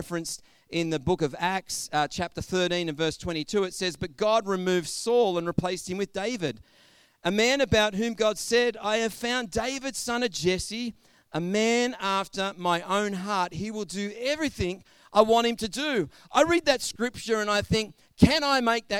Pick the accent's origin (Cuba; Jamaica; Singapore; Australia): Australia; our own Australian culture has very strong ties with stories of people who have endured through hardships.